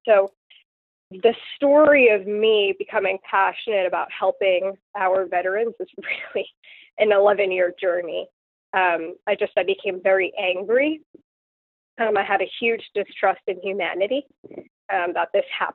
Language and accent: English; Long Island, Suffolk County, New York, United States; moved away as an adult; now in Chesapeake, United States; I grew up on Long Island, which is outside the city, and in Suffolk County